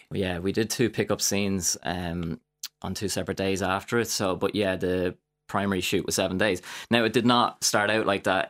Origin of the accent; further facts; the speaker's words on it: Drogheda, Leinster, Ireland; I started in, um, theatre, uh, a little bit when I was younger in Drogheda